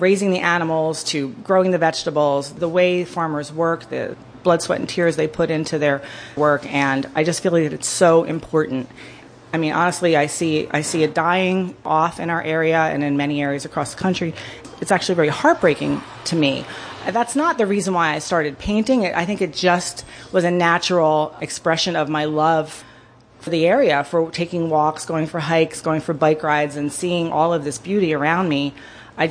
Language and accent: English; New Jersey, United States; moved away as an adult; now in Wayne County, Pennsylvania, United States; I live in Wayne County, up northern Wayne mostly, and I'm originally from New Jersey. I've been here since 1993